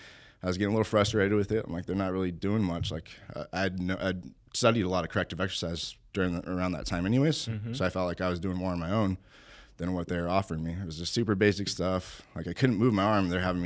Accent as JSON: {"language": "English", "town": "Albuquerque", "region": "New Mexico", "country": "United States", "tie": "born or raised there", "said": "This is in Albuquerque, New Mexico."}